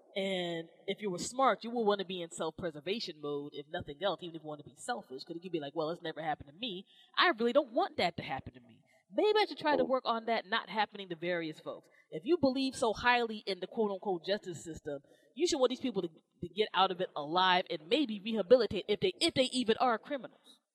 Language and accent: English; Maryland, United States; Maryland's my home state